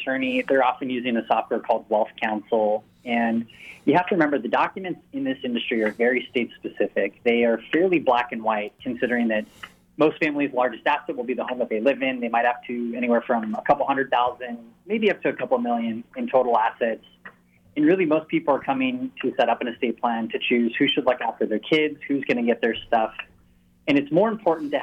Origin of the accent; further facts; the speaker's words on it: Orange County, Southern California, United States; now in San Diego, United States; I grew up in Southern California, grew up in Orange County, made my way to San Diego 12 years ago